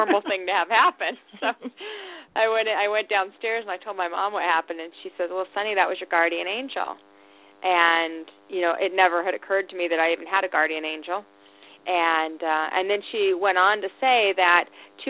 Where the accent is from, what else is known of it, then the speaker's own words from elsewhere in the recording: Salt Lake City, Utah, United States; I was raised in Salt Lake City, Utah.